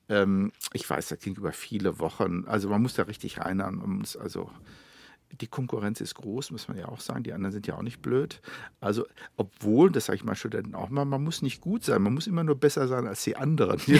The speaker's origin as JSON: {"language": "German", "country": "Germany", "said": "Aber es waren Amerikaner und Russen. Ich war Deutscher."}